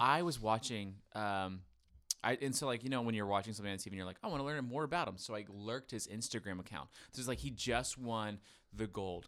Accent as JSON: {"language": "English", "region": "Florida", "country": "United States", "said": "I'm from Florida. We surf"}